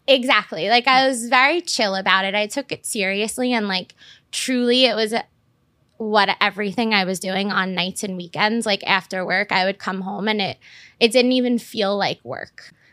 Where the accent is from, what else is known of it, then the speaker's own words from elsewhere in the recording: New York City, New York, United States; I grew up in Staten Island